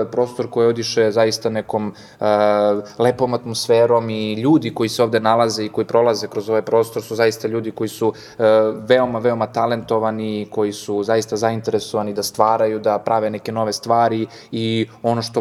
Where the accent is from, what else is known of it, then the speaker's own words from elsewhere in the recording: Guča, Šumadija and Western Serbia, Serbia; now in Belgrade, Serbia; Da, ja sam iz Guča, eto, dolazim iz unutrašnjosti, iz jednog malog mesta i sam dolazak u Beograd eh